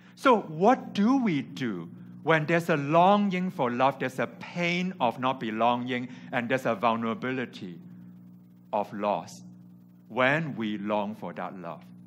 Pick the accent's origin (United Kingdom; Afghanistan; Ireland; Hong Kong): Hong Kong; English is a second language; moved away as an adult; also born or lived in California; I came from Hong Kong where I grew up and went to California for university